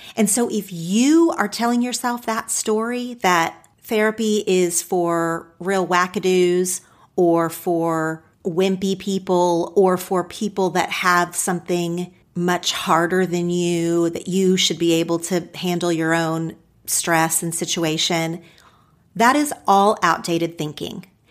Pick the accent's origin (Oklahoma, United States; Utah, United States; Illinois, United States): Oklahoma, United States; now in Los Angeles, United States; my home state of Oklahoma.